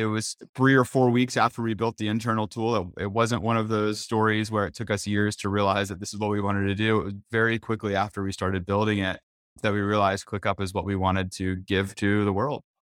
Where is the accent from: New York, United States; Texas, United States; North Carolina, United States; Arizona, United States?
North Carolina, United States; I'm from North Carolina